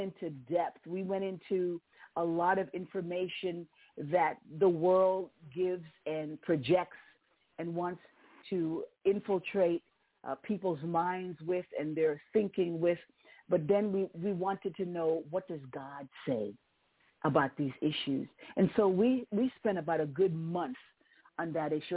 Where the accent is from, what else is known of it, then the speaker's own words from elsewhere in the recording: New York City, New York, United States; moved away; I was born and raised in New York City